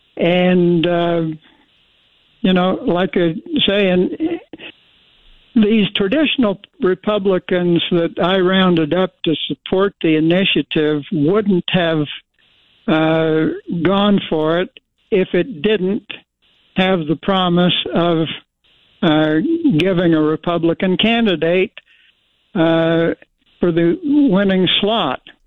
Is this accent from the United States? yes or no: yes; Twin Falls, Idaho, United States; I was born in Twin Falls. I grew up in Idaho. I've been an Idahoan for 81 years